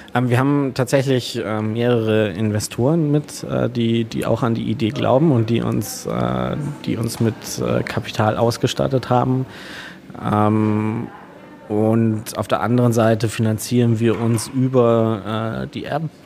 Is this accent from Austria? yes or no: yes; Kleinwalsertal, Vorarlberg, Austria; moved away as an adult; also born or lived in Allgäu / Munich; now in Berlin, Germany; wir kommen ganz ursprünglich aus dem Allgäu bzw. aus dem Kleinwalsertal, also Österreich.